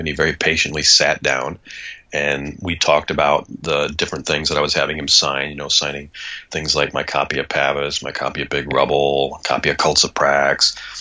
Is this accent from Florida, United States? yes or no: no; Kalamazoo, Michigan, United States; also born or lived in Ann Arbor, Michigan; I grew up in Michigan and originally in the wonderfully named Kalamazoo, Michigan